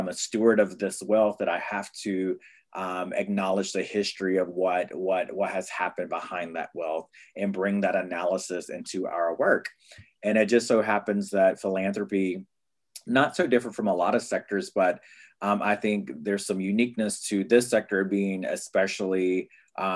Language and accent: English; North Carolina, United States; now in Brooklyn, United States; my people, I'm from the Lummi tribe in North Carolina